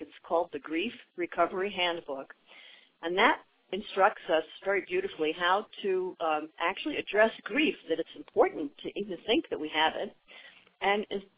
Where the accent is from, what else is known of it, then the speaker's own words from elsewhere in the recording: New York City, New York, United States; moved away as an adult; also born or lived in Washington, D.C.; now in Orange County, United States; I'm from New York City originally.